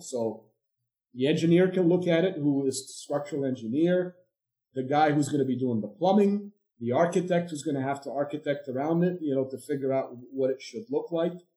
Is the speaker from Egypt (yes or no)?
yes; Egypt; moved away as an adult; also born or lived in India / Europe / Durham, North Carolina; now in United States; I'm originally from Egypt, so I came to the U.S.